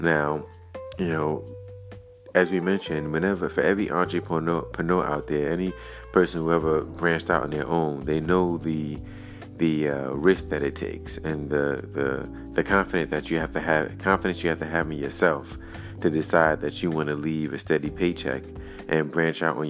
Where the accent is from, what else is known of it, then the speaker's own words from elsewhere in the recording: Brooklyn, New York, United States; my hometown of Brooklyn